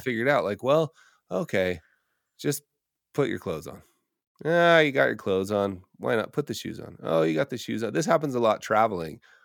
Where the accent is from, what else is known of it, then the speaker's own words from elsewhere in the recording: Park City, Utah, United States; moved away; moving back to my hometown of Park City, Utah